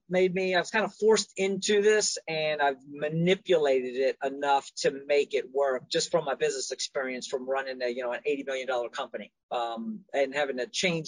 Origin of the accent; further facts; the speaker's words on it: Washington, District of Columbia, United States; also born or lived in Eastern Shore, Maryland; now in Maryland, United States; I'm from Washington, D.C.